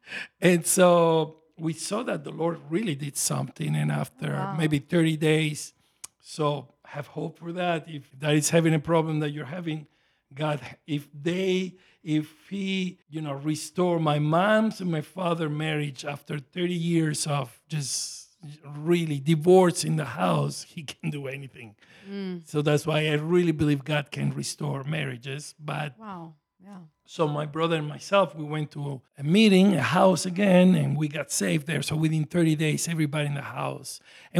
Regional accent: Venezuela; born there; also born or lived in Italy; I was born in Venezuela, actually, South America. My father and my mother were immigrants, like many are here.

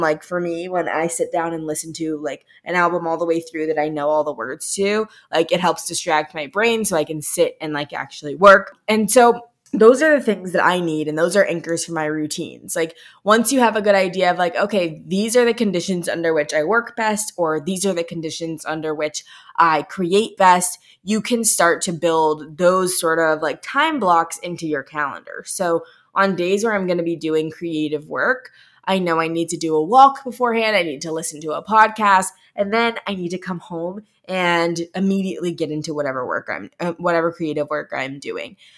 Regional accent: Midwest, United States; also born or lived in Los Angeles; I'm from the Midwest

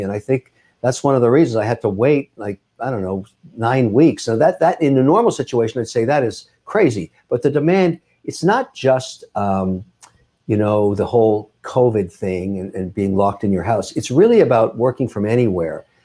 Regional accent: Montreal, Quebec, Canada; moved away as an adult; now in Boston, United States; I was born in Montreal. I moved down to Boston in the nineties

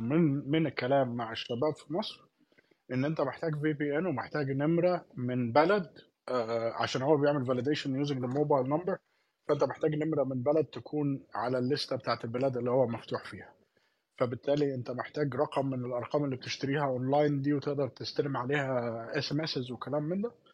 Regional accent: Palestine; احنا الاثنين فلسطينيه

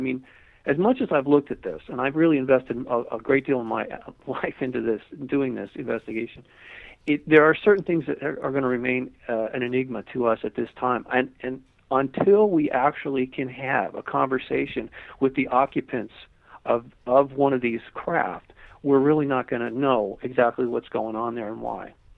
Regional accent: Malibu, California, United States; I lived, I grew up in Malibu

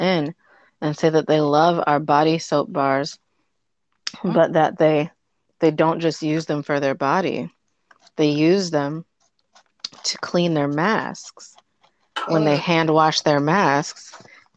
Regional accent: Michigan, United States; accent: Midwest; I'm from the Midwest and especially the specific area in Michigan, I have a tendency to add an S to everything. So I kept saying Ashley breathes because of my fucking accent

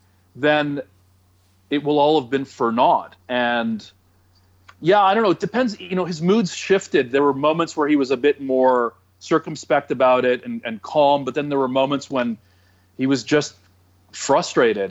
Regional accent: Toronto, Ontario, Canada; I'm from Toronto

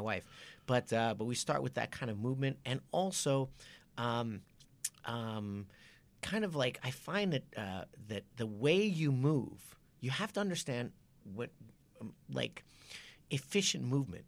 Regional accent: Japan; moved away; I was brought up in Japan

